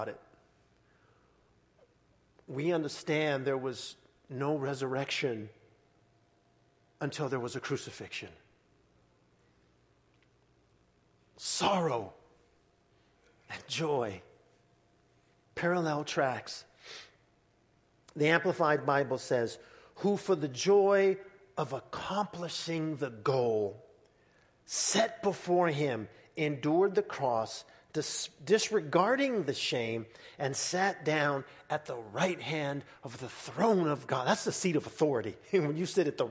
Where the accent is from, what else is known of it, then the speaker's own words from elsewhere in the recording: Southern California, United States; growing up in Southern California, going to Disneyland